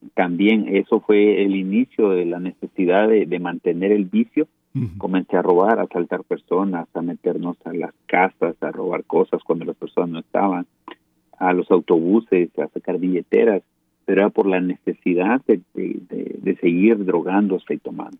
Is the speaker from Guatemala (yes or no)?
yes; Guatemala; soy, soy guatemalteco